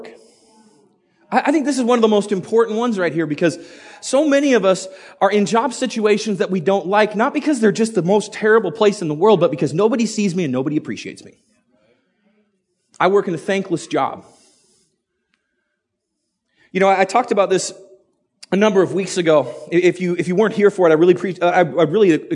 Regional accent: United States; also born or lived in Idaho; I'm an American. And I live in Idaho

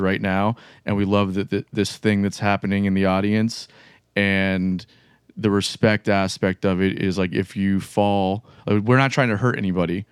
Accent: South Florida, United States; now in Jacksonville, United States; I'm from South Florida originally

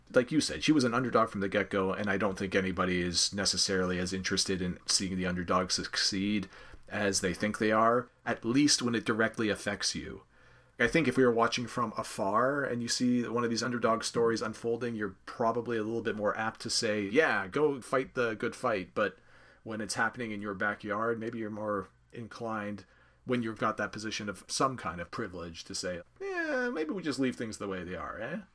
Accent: Canada; I'm a Canadian

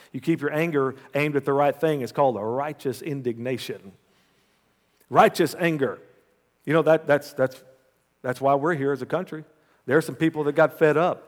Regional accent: United States; as an American

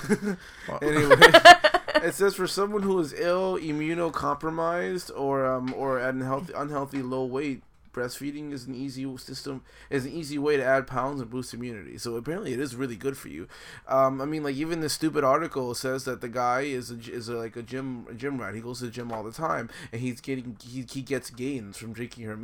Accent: Nicaragua; born there; I was born in Nicaragua and stuff

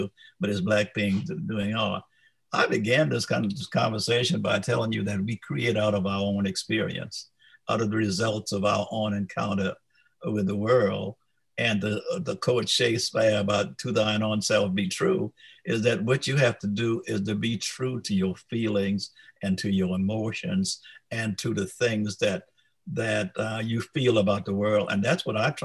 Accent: the South, United States; as an African-American growing up in the South

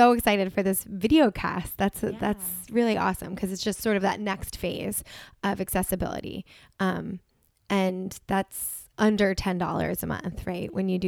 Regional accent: New York, United States; I'm a New Yorker, so I love a good bagel.

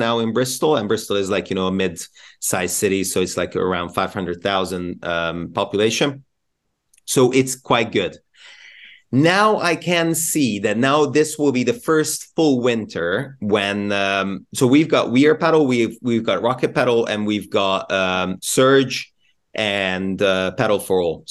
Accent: Budapest, Hungary; now in United Kingdom; I'm from Hungary, I'm from Budapest originally

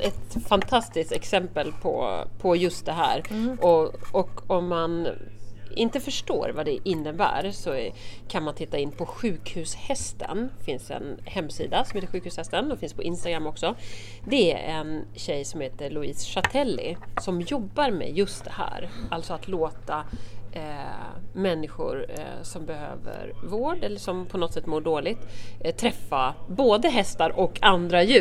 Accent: Södermanland, Sweden; Alltså jag är ju sörmlänning

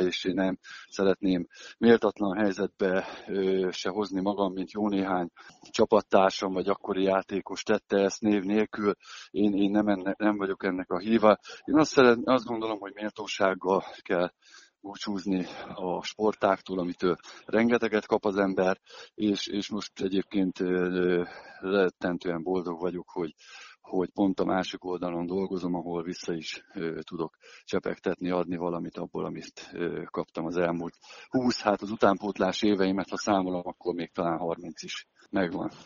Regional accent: Szolnok, Jász-Nagykun-Szolnok, Hungary; én Szolnokon nevelkedtem, ott kerültem be a profi világba

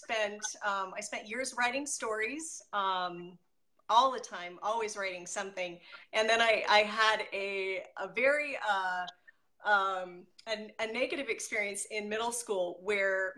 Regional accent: Merced, California, United States; I grew up in Merced, California

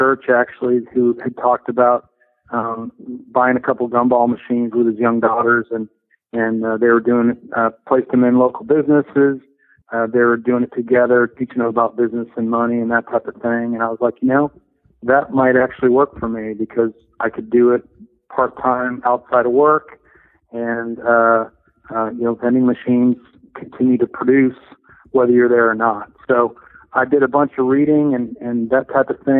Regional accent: Chicago, Illinois, United States; I grew up in the Chicago area

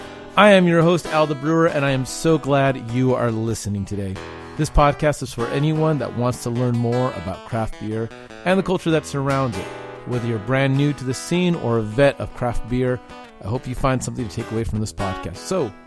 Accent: California, United States; now in Texas, United States; seeing as I grew up in California and now live in Texas.

